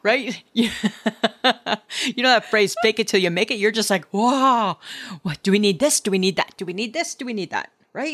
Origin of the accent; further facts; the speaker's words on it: Stayner, Ontario, Canada; I grew up in Staynor, Ontario, and Staynor, Ontario is the, our trademark was the town of friendly people